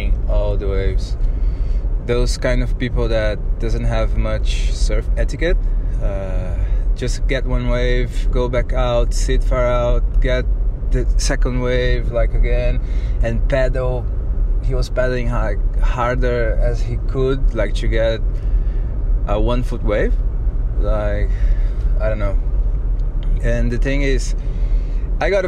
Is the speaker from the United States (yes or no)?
no; Brazil; English is a second language; now in Byron Bay, Australia; I'm originally from Brazil, but I live in Byron Bay in Australia. And first of all, sorry about my broken English